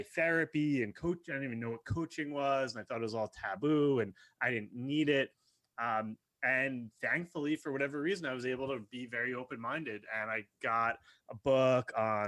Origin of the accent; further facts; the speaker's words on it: outside New York City, United States; I grew up outside New York City